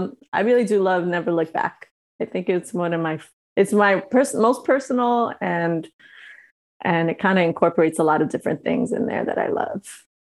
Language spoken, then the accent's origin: English; New York, United States; now in Los Angeles, United States; I've been here for so long and I still feel like I'm from New York, you know? Where are you from? I'm from New York.